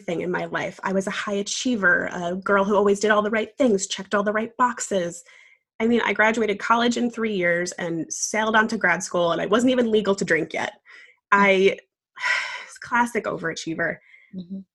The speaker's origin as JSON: {"language": "English", "region": "New York", "country": "United States", "moved": "yes", "lives_now": "Savannah, United States", "said": "I'm originally from New York, but now very happily living in Savannah, Georgia"}